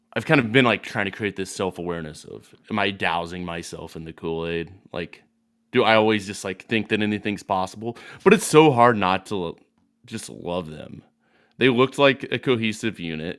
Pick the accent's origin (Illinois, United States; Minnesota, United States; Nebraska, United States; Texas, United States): Illinois, United States; Lincoln; now in Decatur, United States; I grew up in Lincoln, playing all sorts of sports